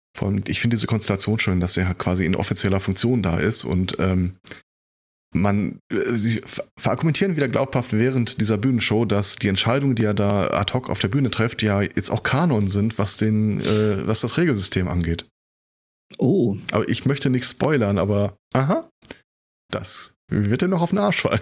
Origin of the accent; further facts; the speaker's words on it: Germany; bei uns in Deutschland